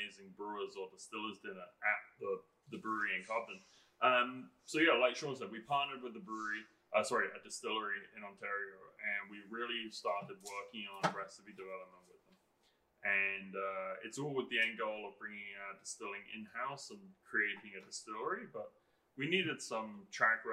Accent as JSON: {"language": "English", "region": "England", "country": "United Kingdom", "moved": "yes", "said": "I'm English"}